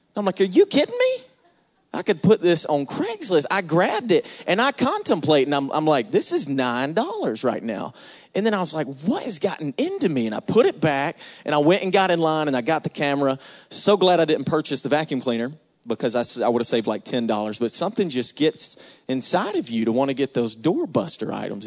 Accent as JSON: {"language": "English", "town": "Atlanta", "region": "Georgia", "country": "United States", "said": "I'm from Atlanta"}